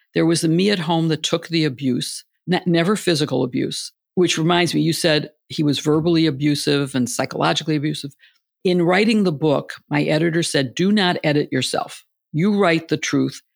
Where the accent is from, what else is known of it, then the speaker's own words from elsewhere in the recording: Illinois, United States; moved away; I grew up in the Big Ten in Illinois